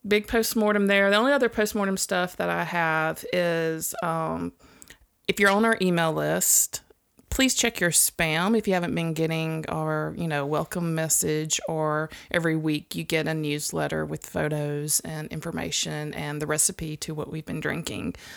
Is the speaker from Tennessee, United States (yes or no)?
no; Mississippi, United States; I'm from Mississippi